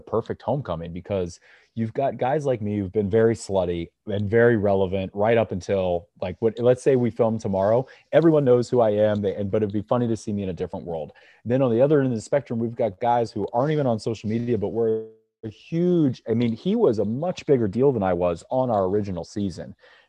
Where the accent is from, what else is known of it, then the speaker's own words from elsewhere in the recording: Kansas City, United States; Growing up in Kansas City